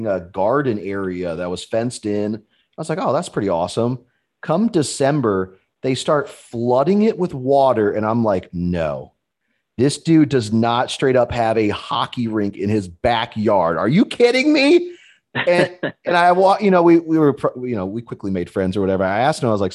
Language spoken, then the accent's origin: English; Pittsburgh, Pennsylvania, United States; now in Minnesota, United States; I grew up in Pittsburgh